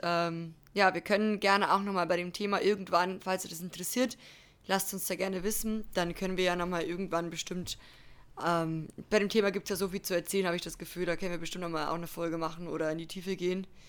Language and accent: German; Germany; bei uns in Deutschland